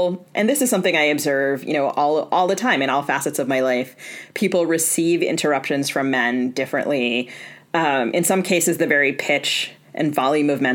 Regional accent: East Coast, United States; I grew up on the East Coast

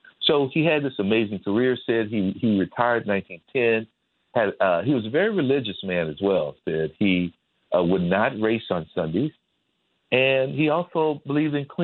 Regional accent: Midwest, United States; accent: Midwest; my Midwest accent

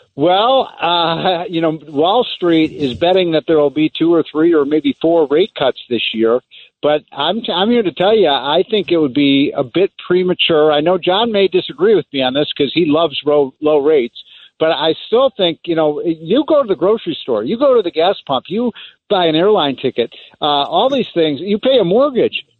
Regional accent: Chicago, Illinois, United States; I'm from Chicago.

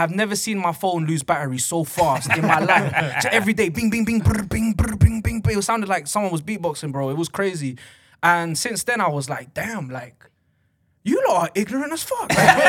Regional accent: United Kingdom; even though I'm British as hell, yeah, I'm super, super Ecuadorian.

